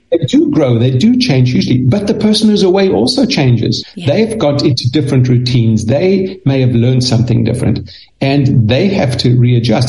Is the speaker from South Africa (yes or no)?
yes; South Africa; moved away; I, I grew up in South Africa. That's why I speak a little funny.